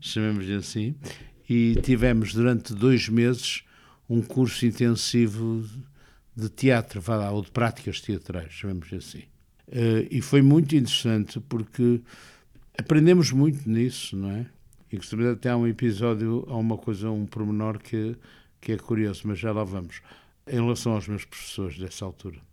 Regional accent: Porto, Norte, Portugal; eu sou do Porto

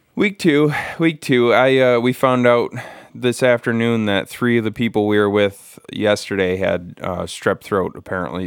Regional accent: United States; as an American

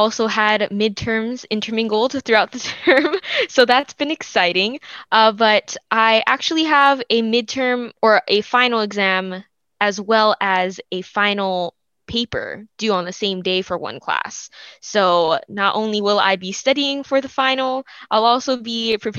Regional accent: Ewa Beach, Hawaii, United States; moved away as an adult; now in Corvallis, United States; I'm originally from Eva Beach, Hawaii, which is on the west side

